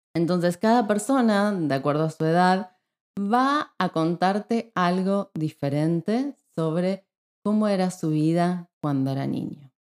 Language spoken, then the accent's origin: Spanish; Neuquén, Argentina; now in Spain; Cuando yo era chica vivía en la ciudad de Neuquén, que es una ciudad que está en la Patagonia de Argentina